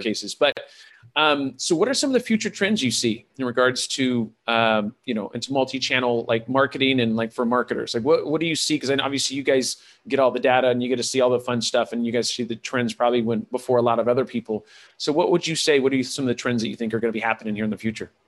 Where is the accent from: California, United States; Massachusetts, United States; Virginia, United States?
California, United States; was raised by hippies in California